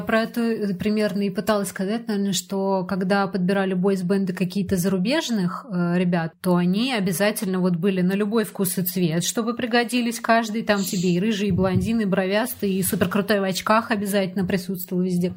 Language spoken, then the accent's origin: Russian; Moscow, Russia; also born or lived in Balashikha, Moscow Oblast; я росла на Пушкинской и Маяковской